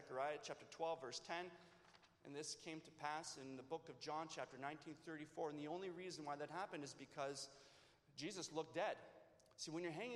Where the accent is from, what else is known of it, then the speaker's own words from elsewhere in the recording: Leamington, Ontario, Canada; also born or lived in California; I am now from Leamington.